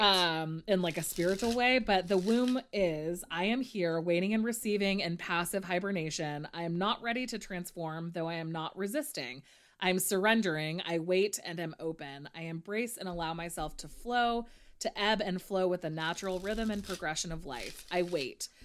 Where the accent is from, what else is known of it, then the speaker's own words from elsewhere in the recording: near Santa Cruz, California, United States; Santa Cruz, which is very close to my hometown